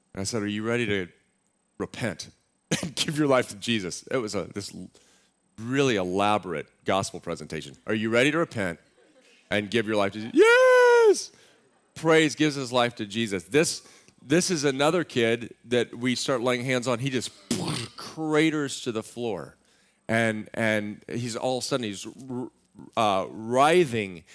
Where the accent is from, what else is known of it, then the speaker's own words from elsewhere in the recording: Austin, Texas, United States; moved away; also born or lived in Waco, Texas; I grew up in Austin, Texas